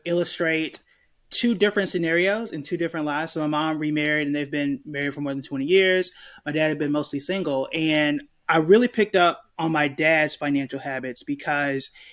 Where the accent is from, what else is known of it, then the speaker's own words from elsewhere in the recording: Tulsa, Oklahoma, United States; I was born and raised in Tulsa, Oklahoma